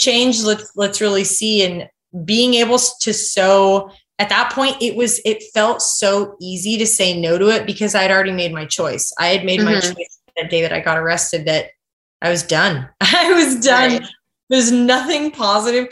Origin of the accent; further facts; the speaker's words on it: Kodiak, Alaska, United States; moved away as an adult; also born or lived in Idaho; I grew up on Kodiak Island there, and my parents still live there